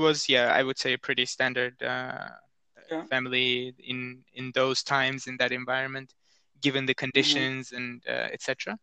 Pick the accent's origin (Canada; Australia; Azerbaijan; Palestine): Azerbaijan; Sumgayit; I was born and raised for a long time in Sumgayit, Azerbaijan